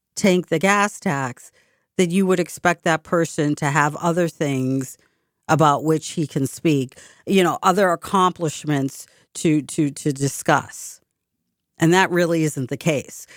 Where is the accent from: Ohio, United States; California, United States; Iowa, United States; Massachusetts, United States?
Massachusetts, United States; Boston; my hometown